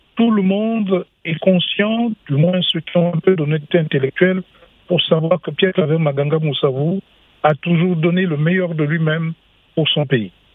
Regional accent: Gabon; je suis gabonais, j'ai été faire des études payées par le Gabon pour que je travaille pour mon pays

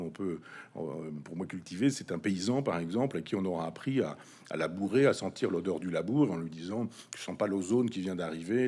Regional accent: Chambois, Normandy, France; dans mon village natal, Chambois, 500 habitants

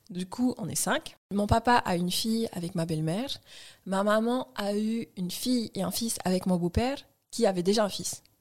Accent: French Polynesia; nous, on est du vrai Sud, genre hémisphère Sud

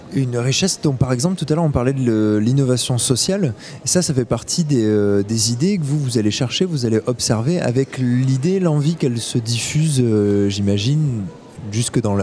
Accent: France; en tant que français

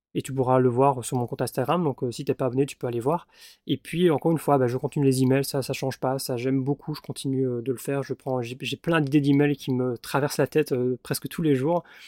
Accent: Belgium; je suis en Belgique, je suis belge

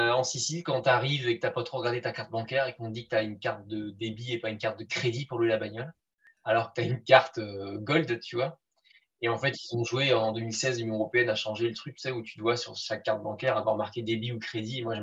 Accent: Brittany, France; Et sinon, je suis du Finistère, le plus beau département.

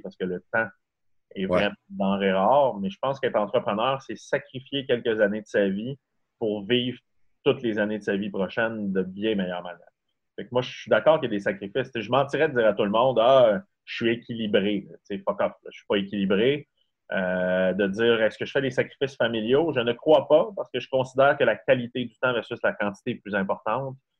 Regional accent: Saint-Félicien, Quebec, Canada; also born or lived in Montreal; now in Quebec City, Canada; Je viens de Saint-Félicien au Saguenay. Et en fait, c'est un tout petit village.

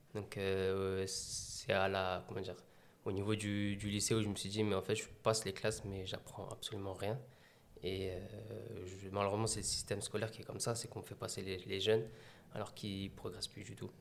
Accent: Meaux, Île-de-France, France; je suis né à Meaux, donc à 100% Meldois. J'ai grandi dans les quartiers de Beauval

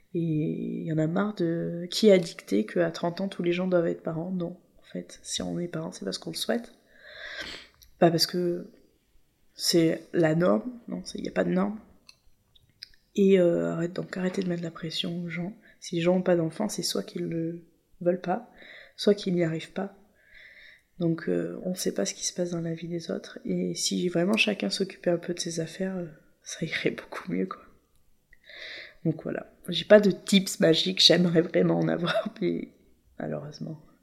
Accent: La Seyne-sur-Mer, Provence-Alpes-Côte d'Azur, France; Nous, on est de la Seine, donc c'est l'autre côté de Toulon.

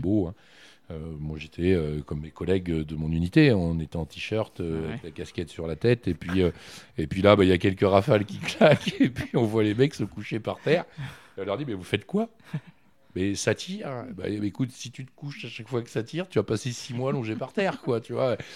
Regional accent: Issoudun, Centre-Val de Loire, France; moved away as an adult; also born or lived in Bourgoin; now in Châteauroux, France; je suis né à Issoudun. Et euh, j'ai joué, euh, j'ai joué longuement euh, aux SAI

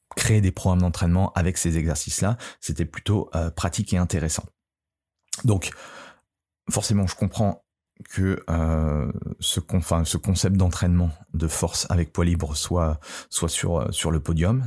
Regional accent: France; chez nous, en France

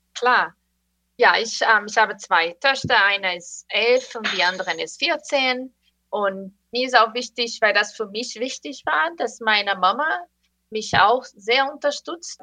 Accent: Brazil; German is a second language; now in United States; ich komme komm aus Brasilien

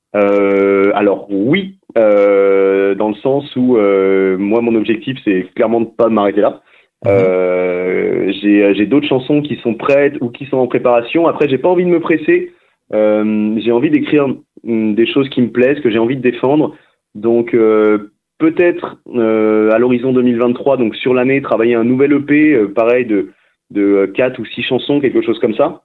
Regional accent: Saint-Malo, Brittany, France; suis breton à la base, je viens d'une ville qui s'appelle Saint-Malo

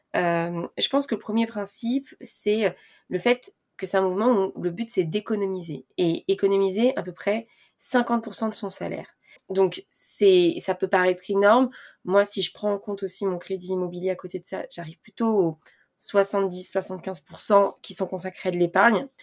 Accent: France; pour nous les Français

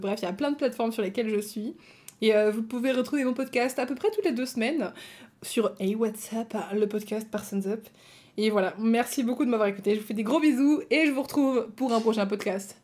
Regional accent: Belgium; Je suis même pas française, je suis belge

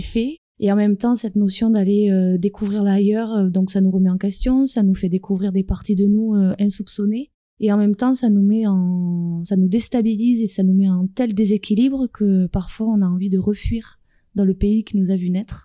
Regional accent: France; moved away as an adult; also born or lived in United States / Quebec; now in Cameroon; ça fait réellement six ans que j'ai quitté la France avec un sac sur le dos

